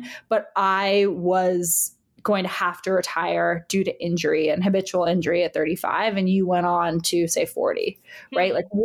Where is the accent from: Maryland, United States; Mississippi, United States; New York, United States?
New York, United States; also born or lived in United Kingdom; I'm a New Yorker